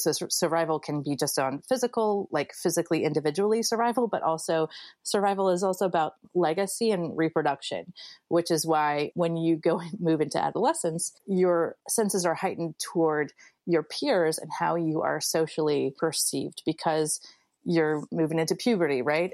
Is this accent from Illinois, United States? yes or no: yes; Springfield, Illinois, United States; my middle class life growing up in Springfield, Illinois